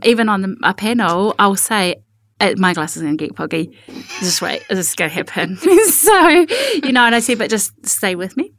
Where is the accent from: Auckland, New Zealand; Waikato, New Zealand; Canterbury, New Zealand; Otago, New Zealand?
Waikato, New Zealand; Te Kūiti; also born or lived in Tolaga Bay; I grew up in Tikuiti, or Tekuori, or Tokori